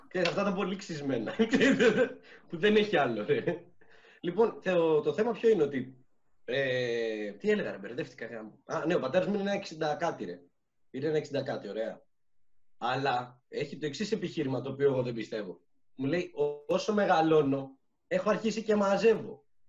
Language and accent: Greek; Syros, South Aegean, Greece; moved away; είμαι από τη Σύρο